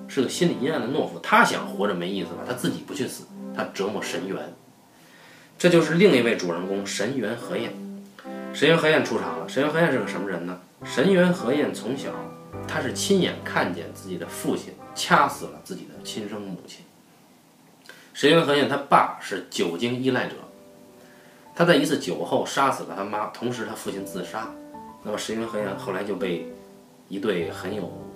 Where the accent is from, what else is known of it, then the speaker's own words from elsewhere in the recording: Beijing, China; accent: Beijing dialect; 我们北京话叫半大小子